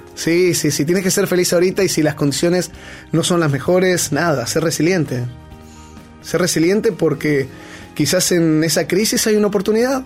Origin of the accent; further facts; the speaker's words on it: Argentina; moved away; also born or lived in Peru; soy argentino hasta el cuello